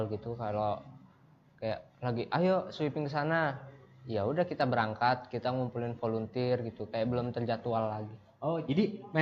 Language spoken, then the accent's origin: Indonesian; Ambon, Maluku, Indonesia; Saya dari Ambon.